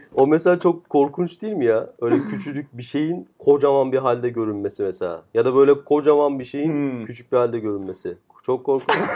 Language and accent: Turkish; Istanbul, Turkey; Biz doğma büyüme İstanbul'da